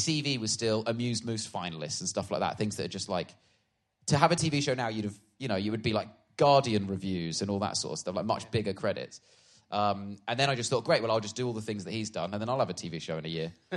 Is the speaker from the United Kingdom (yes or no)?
yes; Swindon, South West England, United Kingdom; moved away; also born or lived in Harpenden; I was born in Swindon